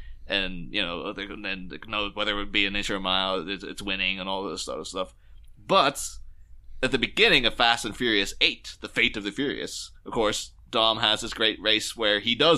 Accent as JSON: {"language": "English", "country": "Ireland", "lives_now": "England", "said": "I should clarify this. Like, I am not from England."}